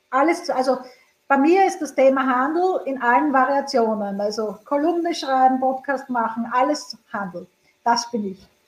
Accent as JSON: {"language": "German", "town": "Graz", "region": "Styria", "country": "Austria", "tie": "born there", "lives_now": "Vienna, Austria", "said": "In meiner Geburtsstadt Graz gibt es äh, meinen geliebten Carsten und Öler."}